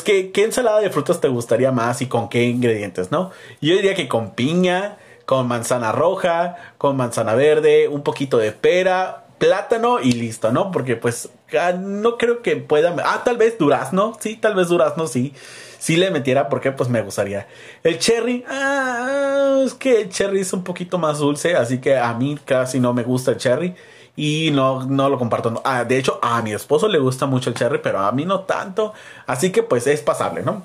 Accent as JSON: {"language": "Spanish", "country": "Mexico", "said": "a nosotros como mexicanos"}